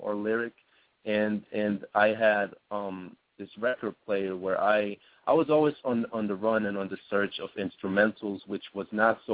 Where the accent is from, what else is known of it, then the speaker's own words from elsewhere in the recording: Switzerland; Switzerland, my home base is a beautiful country.